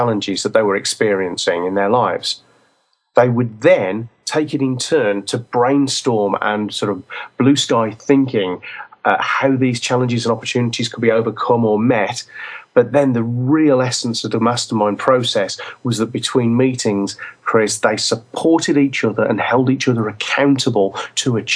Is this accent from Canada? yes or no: no; England, United Kingdom; we're English